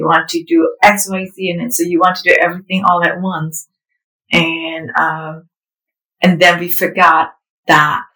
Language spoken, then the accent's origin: English; Indonesia; English is a second language; now in United States; I grew up in Indonesia